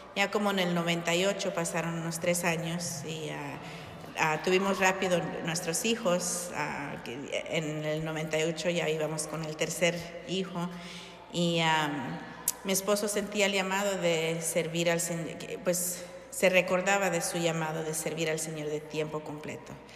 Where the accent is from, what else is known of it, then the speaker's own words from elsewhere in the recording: Long Beach, California, United States; moved away as an adult; now in Hammond, Indiana, United States; nosotros originalmente somos de California